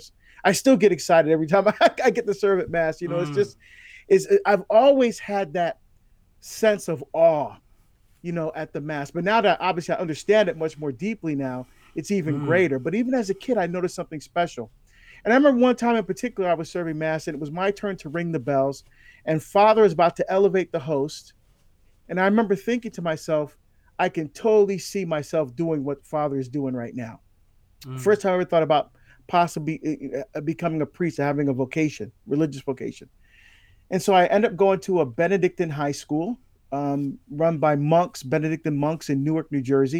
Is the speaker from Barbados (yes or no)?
yes; Barbados; I was born in Barbados in the West Indies in the Caribbean